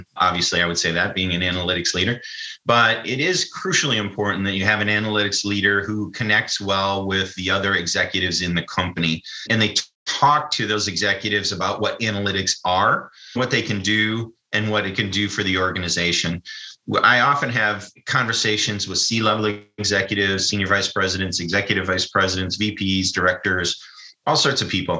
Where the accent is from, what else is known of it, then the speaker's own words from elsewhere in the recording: United States; I'm an American.